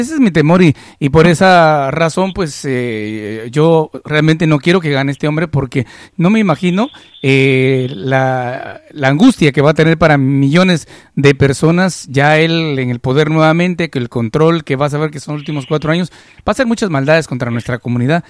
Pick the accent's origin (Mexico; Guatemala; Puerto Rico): Guatemala; now in United States; en Guatemala nosotros apreciamos mucho a la comunidad mexicana. Por ejemplo, yo crecí en un ambiente en la cual hablar de un mexicano, yo nunca conocía a ningún mexicano en mi país